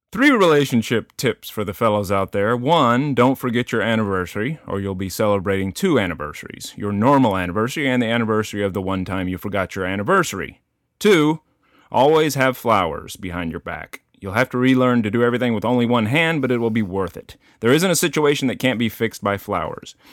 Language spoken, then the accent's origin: English; Denton, Texas, United States; moved away; also born or lived in Boston; I grew up in Texas out, it was fairly rural, uh, Denton, Texas, in the s, in the country outside of Denton, Texas